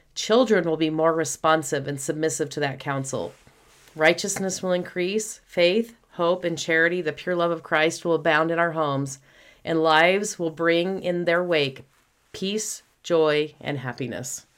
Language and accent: English; Houston, Texas, United States; we grew up in Houston